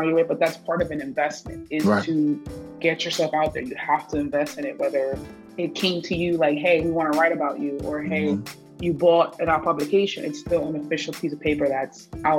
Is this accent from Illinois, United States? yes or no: no; West New York, New Jersey, United States; also born or lived in Ridgefield Park, New Jersey; now in Hackensack, United States; I'm from Ritual Park, but I'm in Hackensack right now. But I'm from West New York